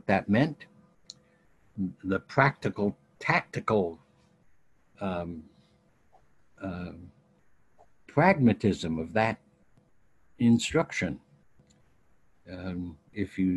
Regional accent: Ohio, United States; moved away; I grew up in United Methodist Youth Fellowships in Ohio and Midwest

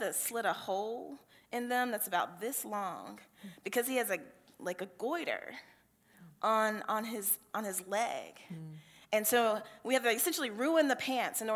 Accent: Cowpens, South Carolina, United States; now in Georgia, United States; my home congregation where I grew up in Calpin, South Carolina

